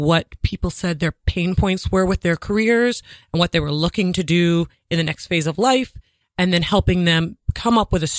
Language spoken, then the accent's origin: English; Rhode Island, United States; also born or lived in Boston / New York; now in Manhattan, United States; I live in Manhattan, but I'm from Rhode Island